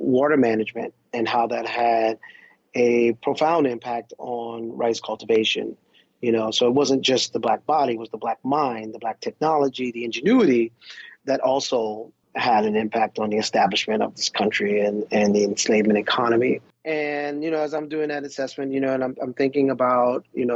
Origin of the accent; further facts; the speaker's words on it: Pawleys Island, South Carolina, United States; growing up in Pawleys Island